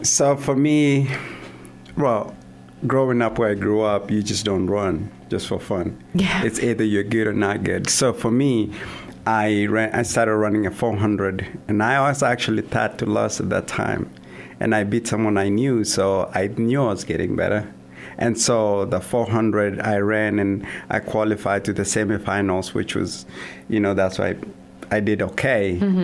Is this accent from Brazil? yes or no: no; Kenya; moved away as an adult; also born or lived in Kansas / Vermillion, South Dakota; now in Sioux Falls, United States; I'm originally from Kenya, um, a small town in the southern part of Kenya. Um, was born and raised there.